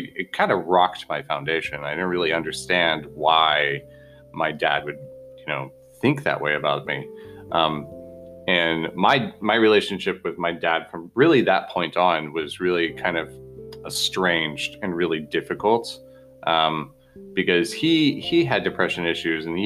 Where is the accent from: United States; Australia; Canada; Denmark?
United States; Bozeman, Montana; I grew up in Bozeman, Montana